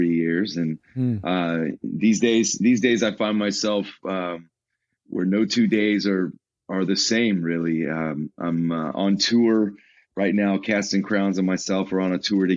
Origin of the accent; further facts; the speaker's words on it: Chicago, Illinois, United States; I'm actually from Chicago